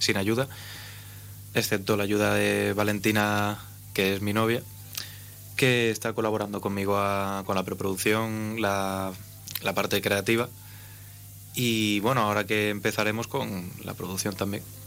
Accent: A Coruña, Galicia, Spain; now in Ceuta, Spain; soy coruñés

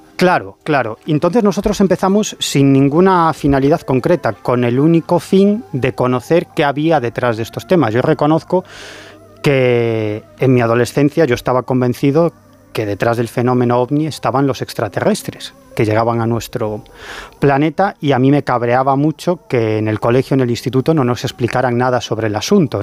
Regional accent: A Coruña, Galicia, Spain; yo soy de La Coruña

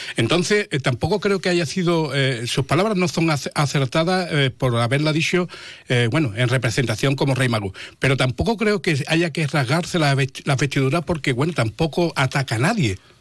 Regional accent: Jerez de la Frontera, Andalusia, Spain; yo vivo Jerez, soy de Jerez

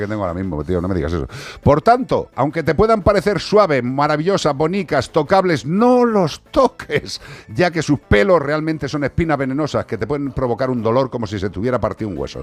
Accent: Spain; como español

